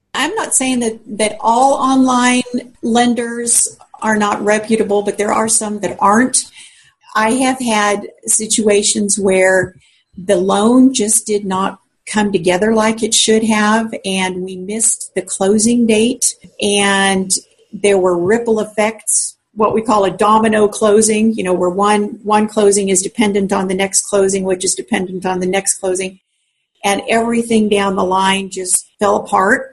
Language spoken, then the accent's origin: English; Colorado, United States; moved away as an adult; also born or lived in South Central Kansas; now in Newton, Kansas, United States; I grew up in Colorado